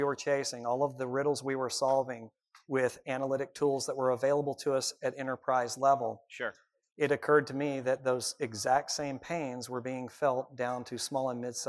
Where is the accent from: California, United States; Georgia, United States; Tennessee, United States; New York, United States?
Tennessee, United States; Nashville; born there; also born or lived in Birmingham, United States / Birmingham, United States; I was born in Nashville.